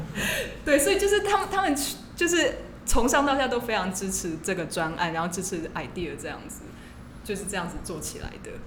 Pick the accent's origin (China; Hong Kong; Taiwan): Taiwan; moved away as an adult; also born or lived in Minnesota, United States; 我是土生土长的台湾人